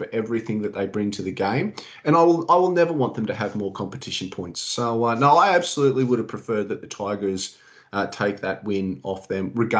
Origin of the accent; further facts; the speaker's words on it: Sydney, New South Wales, Australia; I grew up in Lilyfield. I was just across the road from Leichhardt Oval.